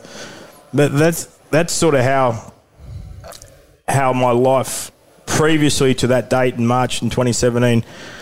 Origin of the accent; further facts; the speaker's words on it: Newcastle, New South Wales, Australia; I went to school with my with Sharni at the time and we grew up in Newcastle